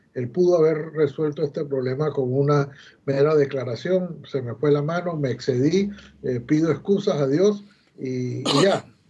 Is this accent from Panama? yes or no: yes; Panama; somos los panameños los que estamos manejando el canal